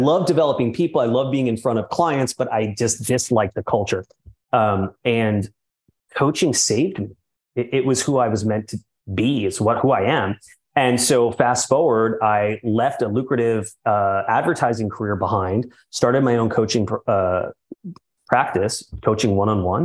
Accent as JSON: {"language": "English", "town": "New York City", "region": "New York", "country": "United States", "tie": "born or raised there", "said": "I'm born and raised in New York City, which I'm very much proud of. Spent the first 40 years of my life growing up in Manhattan."}